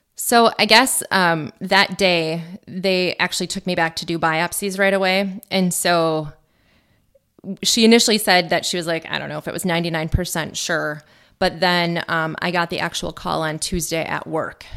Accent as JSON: {"language": "English", "town": "Mosinee", "region": "Wisconsin", "country": "United States", "tie": "born or raised there", "said": "I grew up in Mosinee"}